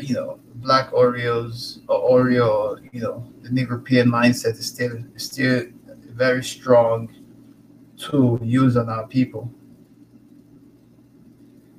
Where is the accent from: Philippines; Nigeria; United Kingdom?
Nigeria; now in Canada; I'm from the Igbo tribe. I'm Nigerian. Born, bred, raised, everything in the continent.